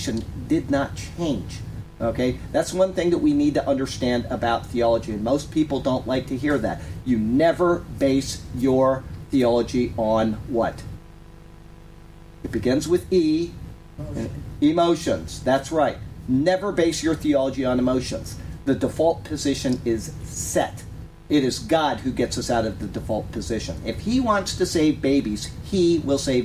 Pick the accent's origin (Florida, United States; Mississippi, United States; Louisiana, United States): Florida, United States; Sarasota; I was born in Sarasota, Florida.